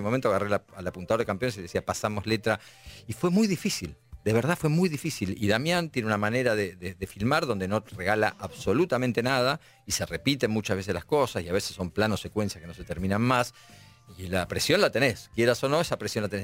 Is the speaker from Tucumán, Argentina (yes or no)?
no; La Plata, Buenos Aires Province, Argentina; moved away as an adult; now in Buenos Aires, Argentina; Soy de La Plata, nací en La ah. Plata. Este, cuando terminé la secundaria me vine acá para, para estudiar teatro